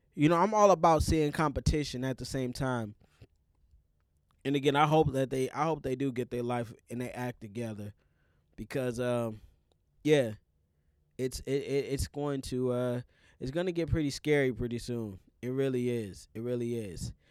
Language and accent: English; Minnesota, United States; as a Minnesotan